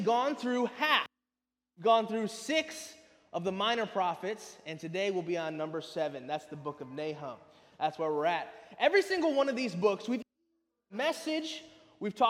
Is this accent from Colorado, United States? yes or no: no; Lansing, Michigan, United States; moved away as an adult; also born or lived in California / southern Indiana; now in Jacksonville, United States; I was born and raised in Lansing, Michigan